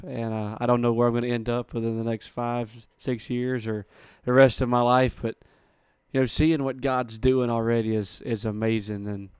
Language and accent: English; Columbia, Mississippi, United States; I'm from Columbia, Mississippi.